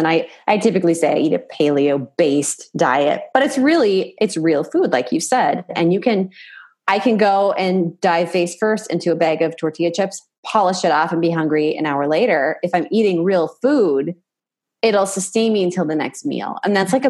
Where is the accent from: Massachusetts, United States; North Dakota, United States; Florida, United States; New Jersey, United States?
North Dakota, United States; moved away; when I go back home, I'm from North Dakota